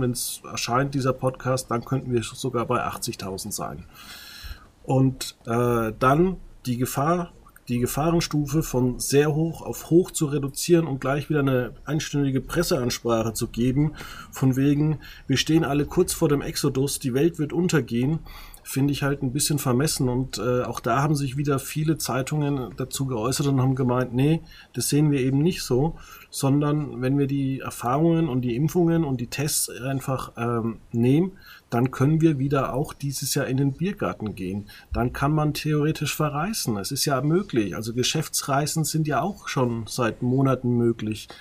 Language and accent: German; Margetshöchheim, Bavaria, Germany; also born or lived in Würzburg; ich komme aus dem Ort, der nennt sich Margezöchern